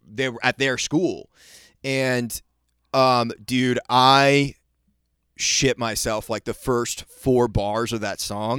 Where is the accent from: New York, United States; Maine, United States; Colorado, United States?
Maine, United States; when I was growing up in Maine